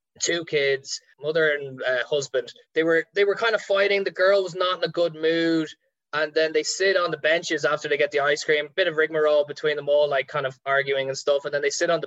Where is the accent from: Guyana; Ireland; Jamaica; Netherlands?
Ireland; our Irish people